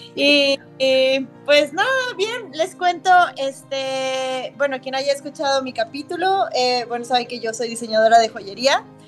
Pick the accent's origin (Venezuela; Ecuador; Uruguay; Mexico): Mexico; nos caracteriza como mexicanos